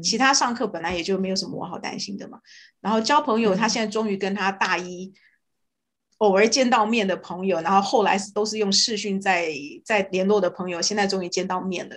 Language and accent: Chinese; Canada; moved away as an adult; also born or lived in Los Angeles, United States; 所以我们加拿大人每一个人都要付两种税